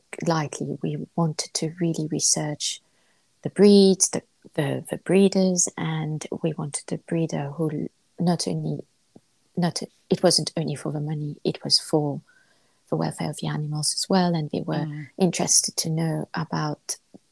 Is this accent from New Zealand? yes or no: no; Mauritius; moved away; I'm from Mauritius